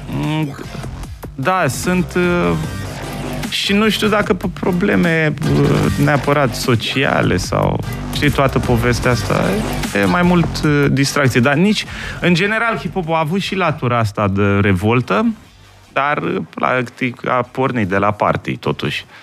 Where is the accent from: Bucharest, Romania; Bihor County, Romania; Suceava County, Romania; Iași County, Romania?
Bucharest, Romania; Eu am copilărit în Colentina